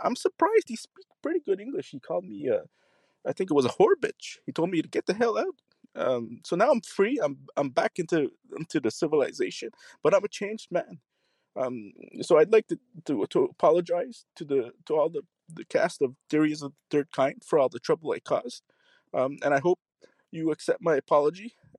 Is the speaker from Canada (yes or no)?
yes; Canada; because he found out I was Canadian. So I didn't know I couldn't run for president as a Canadian.